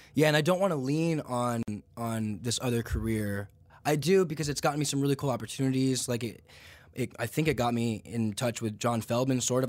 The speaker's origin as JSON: {"language": "English", "town": "Santa Clarita", "region": "California", "country": "United States", "tie": "born or raised there", "also_born_or_lived": "Santa Monica / Atlanta", "said": "I was born in Santa Monica. I grew up just north in Santa Clarita"}